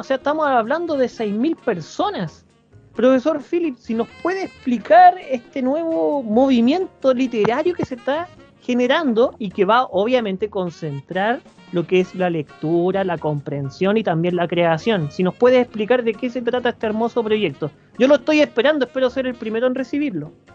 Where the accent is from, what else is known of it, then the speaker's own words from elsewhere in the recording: Chile; somos chilenos